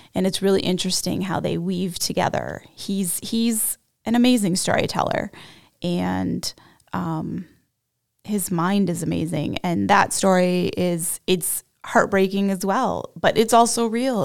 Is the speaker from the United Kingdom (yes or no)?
no; Canada; accent: Canadian; my Canadian accent